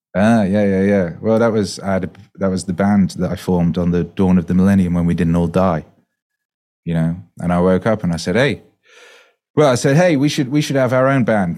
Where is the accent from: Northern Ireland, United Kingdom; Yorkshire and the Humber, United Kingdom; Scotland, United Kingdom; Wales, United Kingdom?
Wales, United Kingdom; moved away; also born or lived in West Bromwich, England; I was born there and we moved to Wales when I was two, so I grew up in Wales, so, you know, I learned to speak Welsh